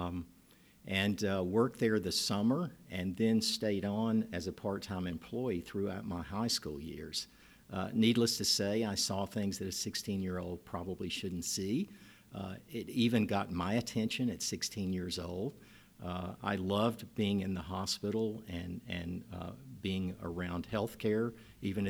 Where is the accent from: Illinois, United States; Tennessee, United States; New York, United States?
Tennessee, United States; Nashville; I'm a native Nashvillean. I grew up in Nashville, got my schooling here